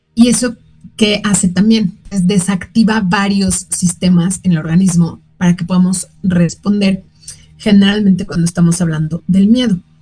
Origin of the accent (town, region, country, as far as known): Mexico